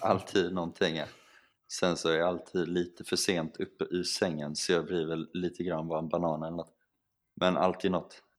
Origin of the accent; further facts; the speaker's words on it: Sweden; moved away as an adult; som svensk